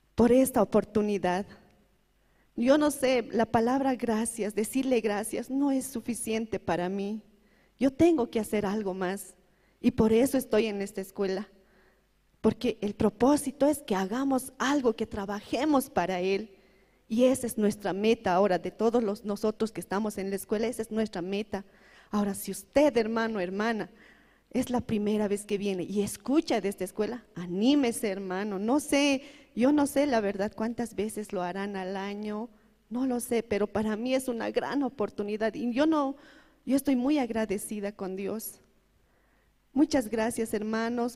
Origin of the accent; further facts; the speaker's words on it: El Alto, La Paz, Bolivia; Yo vengo de la ciudad de La Paz, del Alto